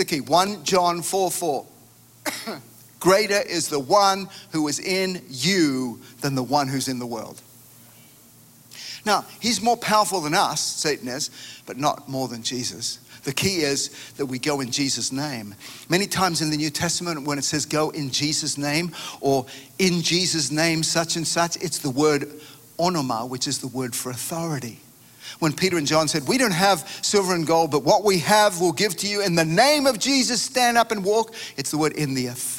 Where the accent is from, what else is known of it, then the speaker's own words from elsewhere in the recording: Australia; moved away; My home country of Australia